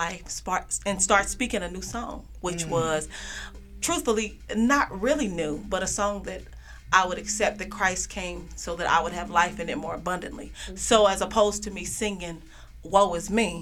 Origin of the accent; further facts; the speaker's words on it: Kansas City, Kansas, United States; now in Grand Prairie, United States; I'm from Kansas City, Kansas.